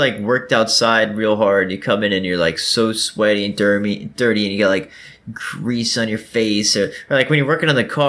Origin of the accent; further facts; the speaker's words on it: Georgia, United States; I'm an American. I'm a Georgian